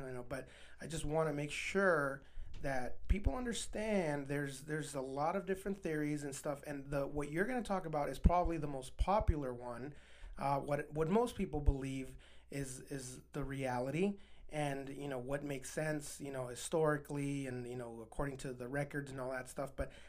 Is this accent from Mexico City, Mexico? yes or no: no; Juarez, Chihuahua, Mexico; and I grew up in Juarez. I knew a lot of old men with donkeys